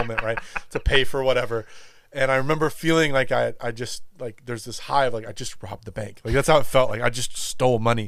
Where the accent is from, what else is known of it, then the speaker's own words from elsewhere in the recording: Los Angeles, California, United States; now in Texas, United States; I grew up in California, in L.A. Like I said, grew up surfing and around the ocean